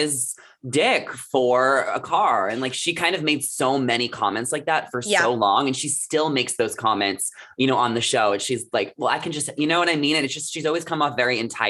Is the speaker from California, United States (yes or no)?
no; New York, United States; also born or lived in New Jersey; I'm from New York. So Jersey Shore, like, was so big where I grew up